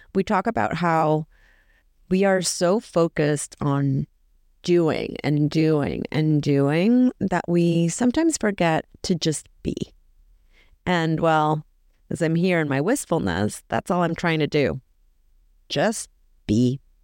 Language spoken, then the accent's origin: English; El Salvador; someone from my home country